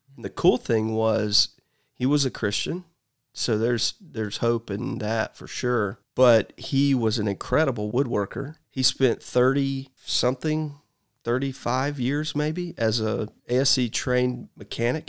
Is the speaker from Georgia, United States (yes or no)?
yes; Columbus, Georgia, United States; I was born in Columbus, Georgia.